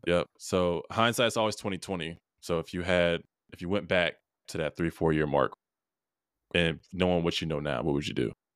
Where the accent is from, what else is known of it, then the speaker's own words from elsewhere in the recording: Rochester, New York, United States; I was born in Rochester, New York